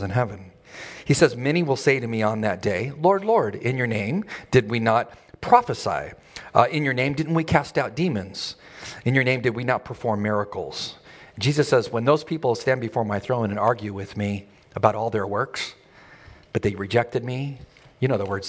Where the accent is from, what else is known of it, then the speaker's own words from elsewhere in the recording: El Centro, California, United States; I grew up near Yuma, near El Centro, California, very hot in the desert